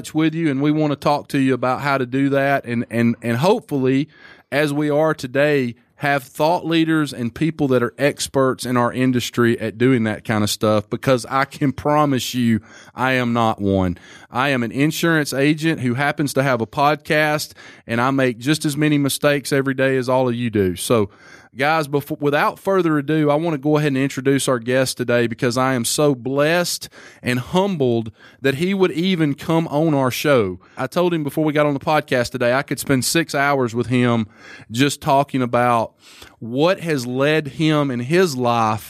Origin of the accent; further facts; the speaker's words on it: Alabama, United States; I'm a redneck from Alabama